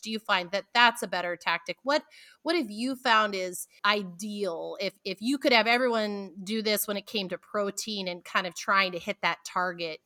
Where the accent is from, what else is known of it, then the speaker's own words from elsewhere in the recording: Pacific Northwest, United States; I'm from the Pacific Northwest